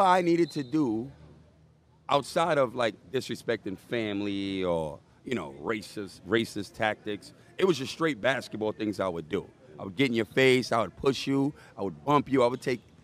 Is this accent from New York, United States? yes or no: yes; New York City, New York, United States; I'm from the Bronx. Born and raised in the Bronx